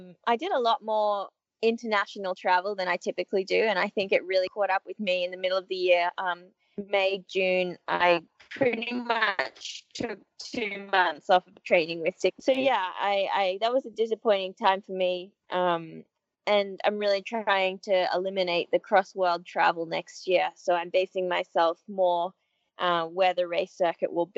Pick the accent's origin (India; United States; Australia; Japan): Australia; growing up in Australia, I'm used to the hotter conditions as opposed to the cold.